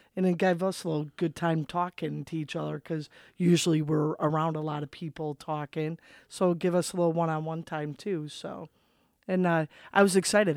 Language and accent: English; Chicago, Illinois, United States; grew up, uh, southeast side of Chicago